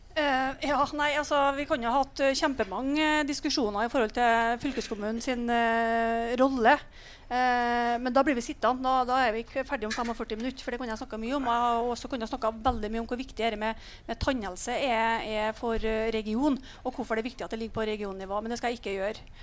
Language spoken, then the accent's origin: Norwegian; Trøndelag, Norway; Jeg kommer jo fra Nord-Trøndelag